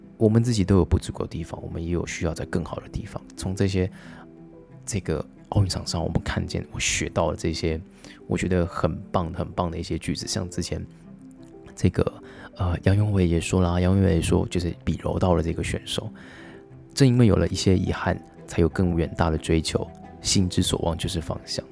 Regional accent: Taiwan; 我们都来自台湾

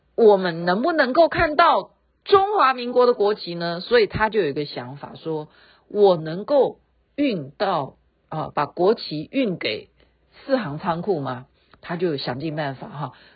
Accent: Taiwan; 这样才代表我是台湾人

